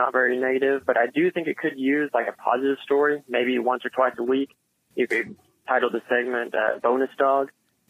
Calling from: Arkansas, United States; from Arkansas, first-time caller.

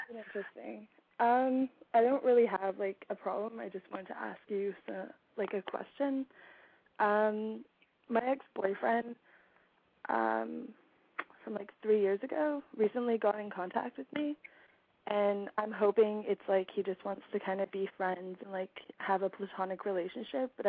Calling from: Victoria, British Columbia, Canada; Um, I'm calling from Victoria, British Columbia.

